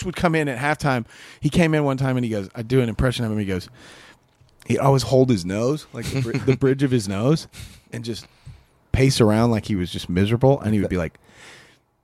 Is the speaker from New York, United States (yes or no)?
no; Kansas, United States; moved away; I grew up in Kansas